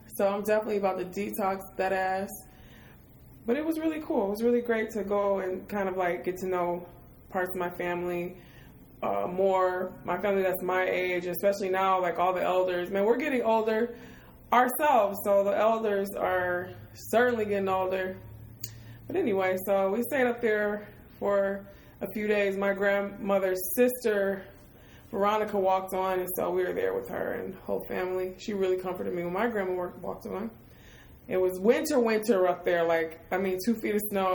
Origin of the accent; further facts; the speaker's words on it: Detroit, Michigan, United States; moved away; I'm from Detroit